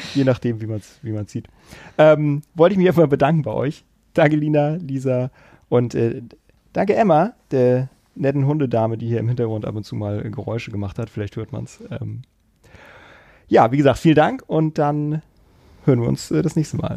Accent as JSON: {"language": "German", "town": "Kiel", "region": "Schleswig-Holstein", "country": "Germany", "also_born_or_lived": "Hamburg-Harburg", "moved": "yes", "lives_now": "Hamburg, Germany", "said": "ich komme ja aus Kiel ursprünglich"}